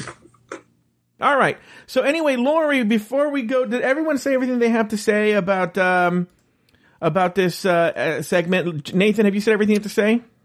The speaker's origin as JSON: {"language": "English", "country": "United States", "said": "I'm an American."}